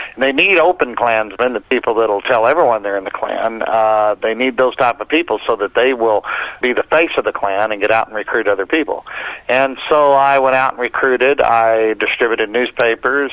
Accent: Oklahoma, United States; growing up in the South in Oklahoma.

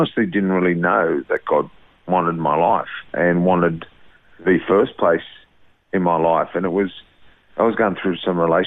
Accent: Sydney, New South Wales, Australia; I was born in Brighton Mass Sands, which is just near the airport in Sydney

